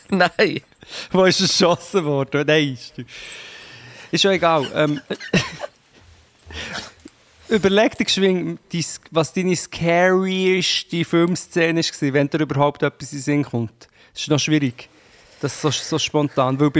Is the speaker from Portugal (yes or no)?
yes; Portugal; In Portugal.